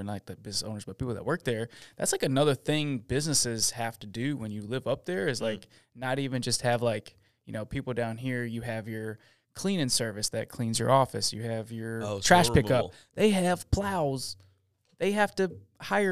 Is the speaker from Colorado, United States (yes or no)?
no; Syracuse, New York, United States; moved away; I'm from Syracuse